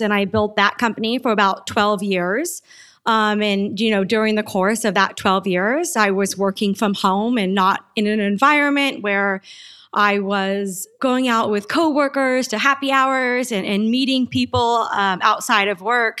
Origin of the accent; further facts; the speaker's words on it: Yuma, Arizona, United States; I was born and raised in Yuma, Arizona.